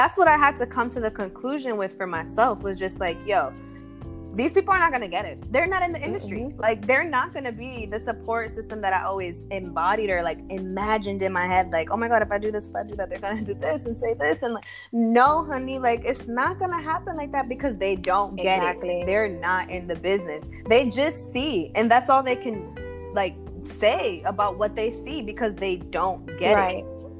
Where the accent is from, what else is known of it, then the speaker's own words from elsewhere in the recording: East Coast, United States; Being I'm from the East Coast.